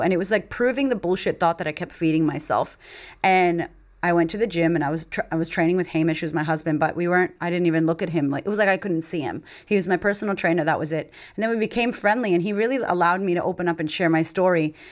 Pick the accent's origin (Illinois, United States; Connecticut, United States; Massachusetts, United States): Massachusetts, United States; Framingham; moved away as an adult; now in Australia; I grew up in Framingham, Massachusetts.